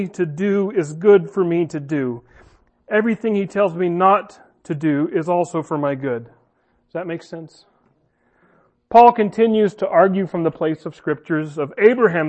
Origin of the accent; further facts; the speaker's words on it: United States; I'm American, my parents are American